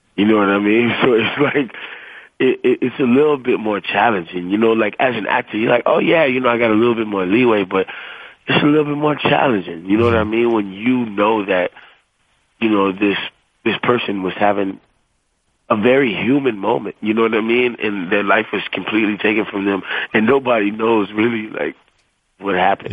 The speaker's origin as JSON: {"language": "English", "region": "the South", "country": "United States", "said": "I'm, I'm from the South"}